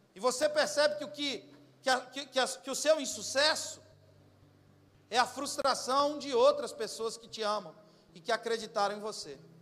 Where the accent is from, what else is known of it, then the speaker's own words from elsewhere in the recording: Goiás, Brazil; eu sou lá do estado de Goiás, mas falo português